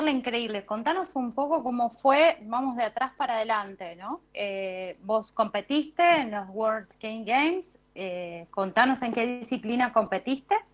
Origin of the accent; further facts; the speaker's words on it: Río Grande, Tierra del Fuego, Argentina; Soy de Tierra del Fuego, de Río Grande.